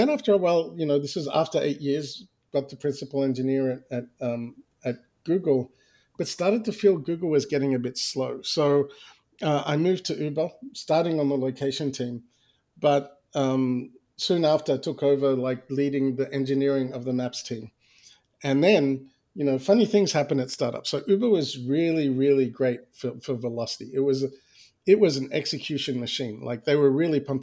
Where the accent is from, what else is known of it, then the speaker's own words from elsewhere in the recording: Australia; moved away; I was born and raised in Australia